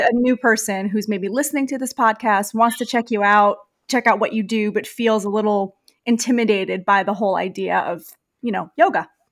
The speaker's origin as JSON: {"language": "English", "town": "New York City", "region": "New York", "country": "United States", "accent": "heavy New York", "moved": "yes", "said": "I'm from New York. I'm from Queens, so okay. I've got the heavy accent too"}